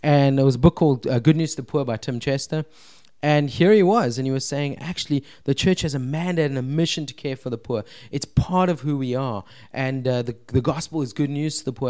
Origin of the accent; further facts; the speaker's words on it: Cape Town, Western Cape, South Africa; I'm Cape Town-ian, born and bred